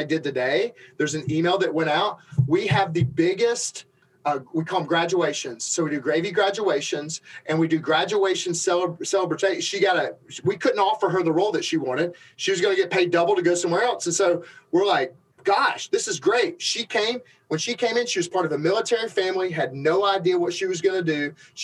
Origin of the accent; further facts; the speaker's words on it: Alabama, United States; I'm from Alabama.